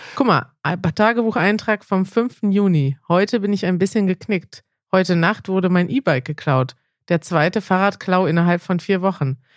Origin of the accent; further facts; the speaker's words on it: Germany; ich kann ja als Deutsche